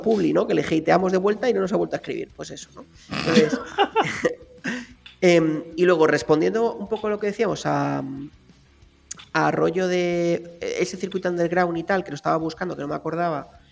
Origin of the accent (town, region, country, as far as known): Spain